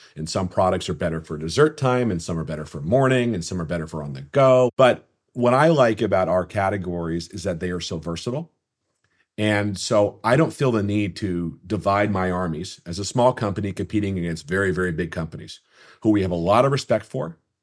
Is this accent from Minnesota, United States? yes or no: yes; Minnesota, United States; my days growing up in Minnesota playing hockey